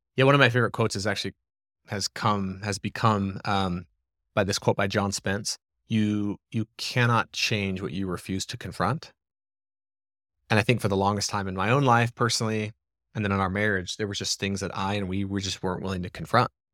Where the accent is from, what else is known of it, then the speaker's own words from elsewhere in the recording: small town in southeastern Arizona, United States; also born or lived in Gilbert, Arizona; this cool little town in southeastern Arizona